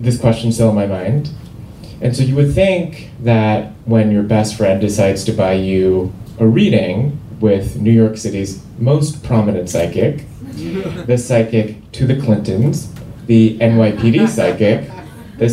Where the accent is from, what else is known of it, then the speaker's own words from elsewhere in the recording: Seoul, South Korea; moved away; I grew up in Seoul, South Korea